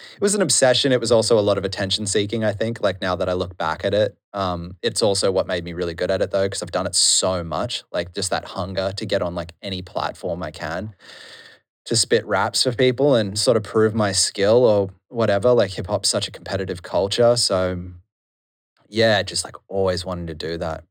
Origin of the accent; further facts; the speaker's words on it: Noosa, Queensland, Australia; moved away as an adult; now in Melbourne, Australia; growing up in Noosa is boring and amazing at the same time